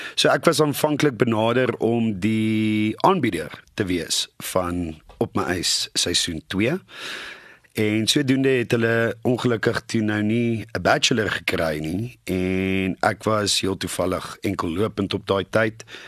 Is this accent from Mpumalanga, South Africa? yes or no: yes; Nelspruit, Mpumalanga, South Africa; moved away; in Nelspruit my ou tuiste te wys van waar ek vandaan kom